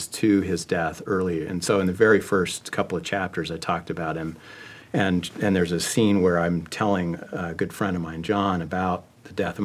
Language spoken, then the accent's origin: English; Connecticut, United States; also born or lived in Salt Lake City, Utah; I was raised in Connecticut, even if I left Salt Lake City as a young boy